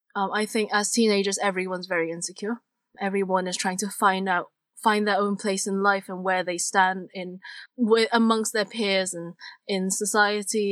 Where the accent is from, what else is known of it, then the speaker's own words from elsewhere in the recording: Hong Kong; I come from Hong Kong